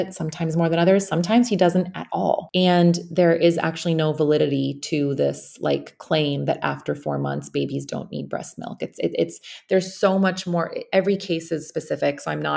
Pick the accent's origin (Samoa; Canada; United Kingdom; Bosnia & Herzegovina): Bosnia & Herzegovina; now in United States; I'm currently in my home country, in Bosnia, I'm in Sarajevo